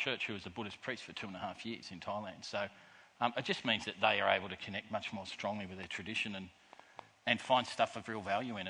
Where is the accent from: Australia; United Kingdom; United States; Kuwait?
Australia; I love about being an Australian